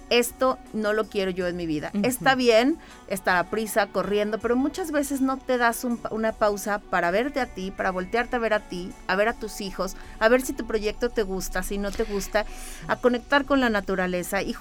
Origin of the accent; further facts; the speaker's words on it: Mexico City, Mexico; moved away as an adult; now in San Luis Potosí, Mexico; en la Ciudad de México